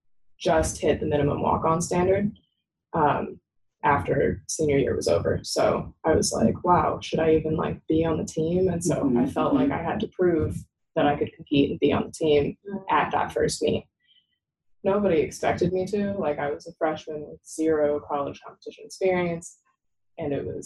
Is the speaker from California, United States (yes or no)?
yes; Sacramento, California, United States; I am from the Sacramento area and I didn't really want to stay close to home.